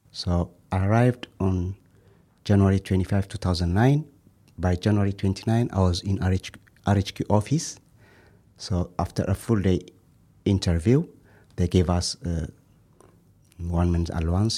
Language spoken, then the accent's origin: English; Ethiopia; moved away as an adult; now in Japan; I'm from Ethiopia.